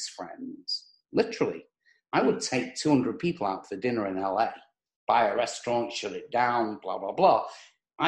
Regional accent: England, United Kingdom; moved away as an adult; now in United States; I was born in England, as you can probably tell from the accent

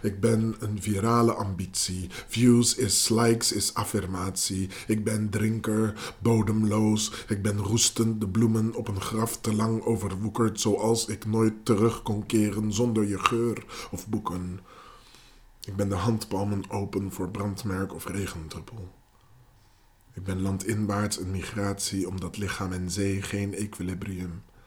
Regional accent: Netherlands; first language Dutch and English; Ik ben in Nederland mijn hele leven zwart geweest.

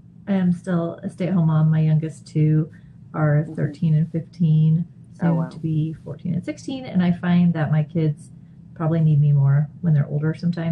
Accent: Oregon, United States; moved away as an adult; also born or lived in Montana / Florida; now in Colorado, United States; I was born in Montana, but I grew up in Oregon, Pacific Northwest.

